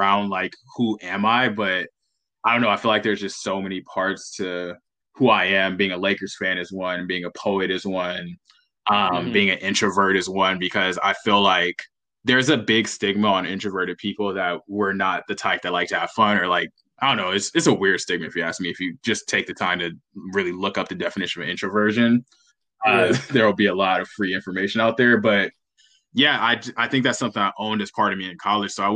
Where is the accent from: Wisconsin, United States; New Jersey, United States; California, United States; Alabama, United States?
California, United States; Los Angeles; I grew up in Los Angeles, California.